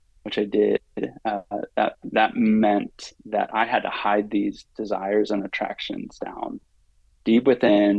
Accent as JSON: {"language": "English", "town": "Pittsburgh", "region": "Pennsylvania", "country": "United States", "tie": "born or raised there", "said": "I grew up in Pittsburgh, Pennsylvania"}